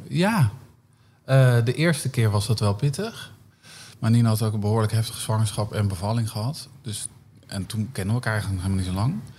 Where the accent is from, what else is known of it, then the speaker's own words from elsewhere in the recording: Northeast Groningen, Netherlands; Ik kom uit Noordoost-Groningen, heel klein dorpje